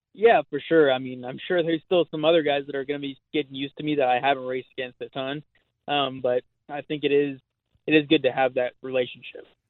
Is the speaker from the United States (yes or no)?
yes; Long Beach, California, United States; I grew up in Southern California